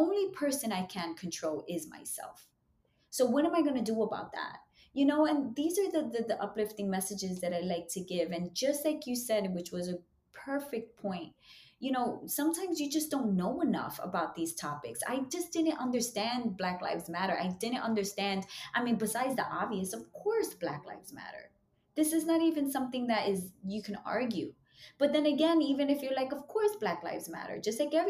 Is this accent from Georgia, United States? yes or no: no; New York City, New York, United States; I'm from Harlem. I still live in East Harlem